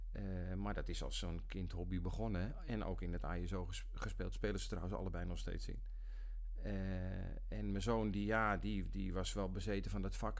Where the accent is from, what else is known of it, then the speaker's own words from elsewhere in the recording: Nigtevecht, Utrecht, Netherlands; now in Almere, Netherlands; ik kom uit Nichtenvecht. Een eh, eh, dorpje langs de vecht tussen, eh, tussen Weesp en Vreeland in. En daar ehm, heb ik vanaf mijn, geboorte gewoond